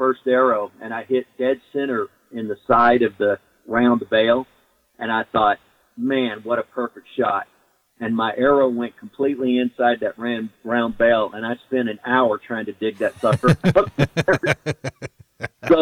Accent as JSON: {"language": "English", "region": "Arkansas", "country": "United States", "tie": "born or raised there", "moved": "yes", "lives_now": "Missouri, United States", "said": "I grew up in Arkansas, and as a kid, you know, we hunted all kinds of small game since the time I was six years old."}